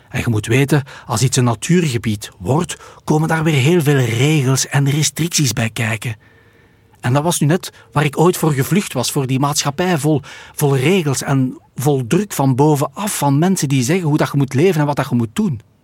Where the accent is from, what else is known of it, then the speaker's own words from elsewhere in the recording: Belgium; we komen uit België